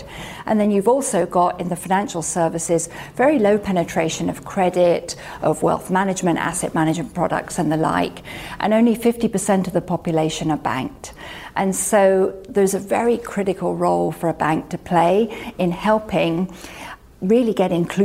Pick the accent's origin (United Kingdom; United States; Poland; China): United Kingdom; I'm a Brit